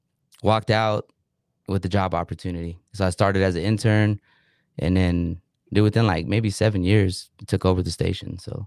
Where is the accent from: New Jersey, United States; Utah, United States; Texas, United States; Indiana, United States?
Texas, United States; Dallas; also born or lived in Germany; I grew up in Germany. Whoa. So I was in Germany for like 8-9 years. So then came back to the States and kind of grew up around this area. And in Dallas, Fort Worth area.